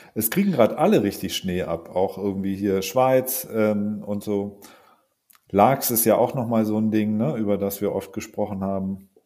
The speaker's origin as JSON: {"language": "German", "area": "Allgäu", "region": "Bavaria", "country": "Germany", "tie": "born or raised there", "said": "in meiner Heimat da im Allgäu"}